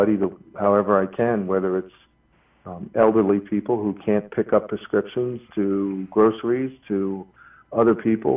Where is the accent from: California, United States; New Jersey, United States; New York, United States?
New Jersey, United States; Atlantic City; I grew up in Atlantic City